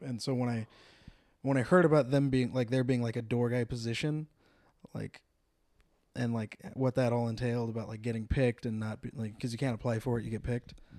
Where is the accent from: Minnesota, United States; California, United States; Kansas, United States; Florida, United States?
California, United States; San Jose; moved away as an adult; also born or lived in Temecula, California; now in Los Angeles, United States; was born and raised in, uh, San Jose, California.